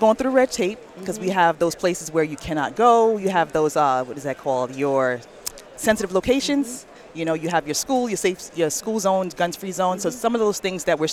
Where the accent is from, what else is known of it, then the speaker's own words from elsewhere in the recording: New York City area, United States; I'm from the New York City areas